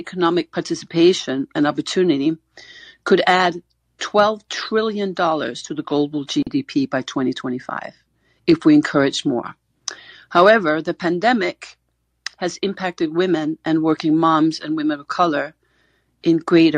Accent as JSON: {"language": "English", "country": "Denmark", "said": "I'm from Denmark"}